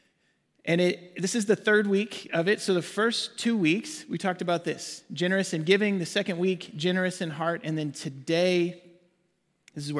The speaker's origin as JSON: {"language": "English", "region": "Arkansas", "country": "United States", "tie": "born or raised there", "also_born_or_lived": "Waxahachie, Texas / Ennis, Texas", "moved": "as an adult", "lives_now": "Frisco, United States", "said": "We both grew up in Arkansas. That's where we're from"}